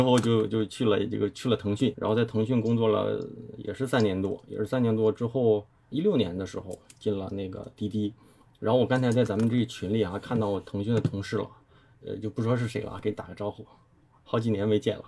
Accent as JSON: {"language": "Chinese", "region": "Liaoning", "country": "China", "also_born_or_lived": "Guangzhou", "moved": "yes", "lives_now": "Beijing, China", "said": "本身我是辽宁人"}